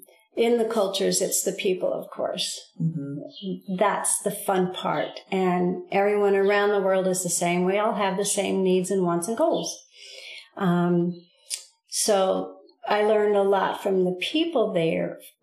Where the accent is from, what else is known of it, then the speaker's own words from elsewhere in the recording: Southwest, United States; And because we're from the Southwest, this just feels like the perfect midway between Alaska and Florida.